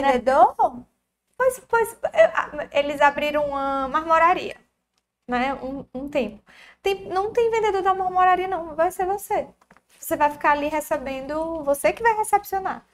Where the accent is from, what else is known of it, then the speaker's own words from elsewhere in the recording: Tianguá, Ceará, Brazil; Como a gente era de interior, não tinha playground, né? Então, para começo, né? a gente nasceu em Tianguá